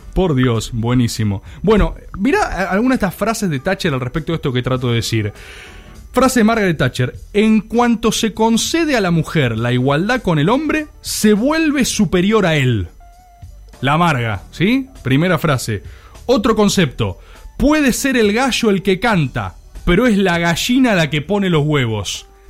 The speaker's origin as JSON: {"language": "Spanish", "country": "Argentina"}